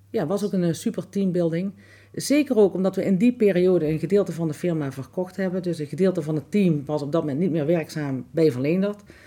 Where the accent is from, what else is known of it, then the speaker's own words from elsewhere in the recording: Grubbenvorst, Limburg, Netherlands; also born or lived in Lottum / Broekhuizenvorst; Ik ben eh, geboren in Lottum, getogen in Grubbevorst en inmiddels alweer heel veel jaren ehm, woon ik in uh, Broekhuizenvorst.